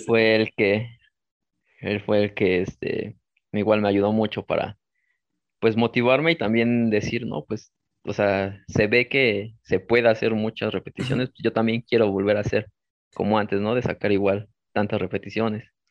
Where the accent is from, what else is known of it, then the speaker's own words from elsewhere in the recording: Mexico City, Mexico; soy de la Ciudad de México